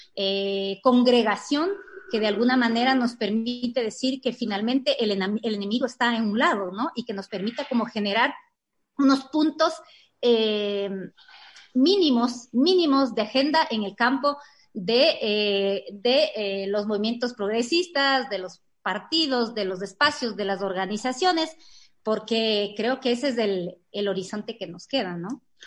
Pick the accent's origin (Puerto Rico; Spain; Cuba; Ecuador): Ecuador; como ecuatorianos y ecuatorianas